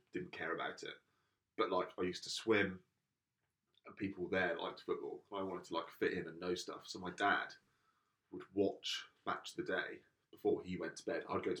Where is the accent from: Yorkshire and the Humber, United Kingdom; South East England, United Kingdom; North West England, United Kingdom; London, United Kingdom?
South East England, United Kingdom; Portsmouth; I'm from Portsmouth.